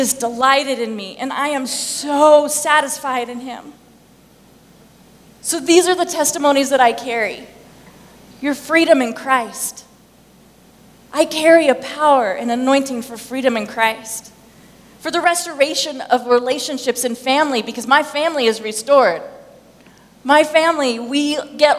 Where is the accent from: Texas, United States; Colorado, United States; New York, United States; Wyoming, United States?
Wyoming, United States; Thermopolis; I'm from Wyoming, right? Okay, I'm from Thermopolis, Wyoming